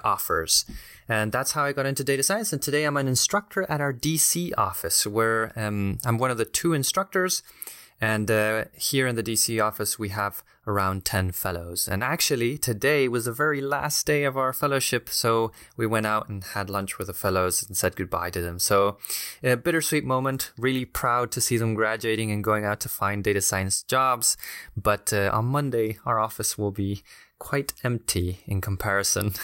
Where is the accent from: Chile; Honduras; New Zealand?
Chile; now in Washington, D.C., United States; I'm originally from Chile